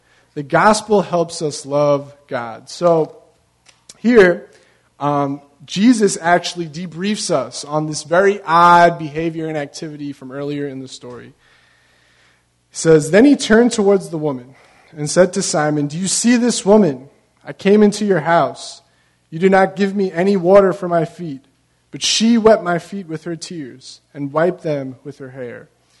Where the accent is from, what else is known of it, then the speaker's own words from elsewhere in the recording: Long Beach, California, United States; You know, I'm originally from Long Beach, and at every single one of the ramps on the boardwalk, when you get off, there's a place for you to wash your feet off, right?